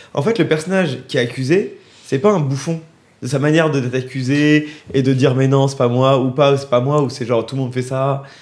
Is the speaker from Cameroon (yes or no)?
no; France; en tant que Français